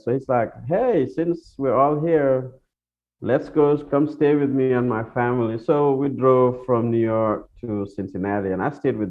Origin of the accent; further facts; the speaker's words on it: Gambia; because growing up in Gambia, the only time it's cloudy is when it's about to rain.